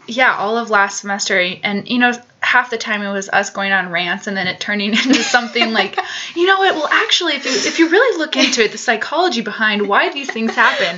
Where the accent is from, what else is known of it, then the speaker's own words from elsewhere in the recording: Colorado Springs, Colorado, United States; now in Boulder, United States; I grew up in Colorado, down Colorado Springs, so a couple hours south of Boulder.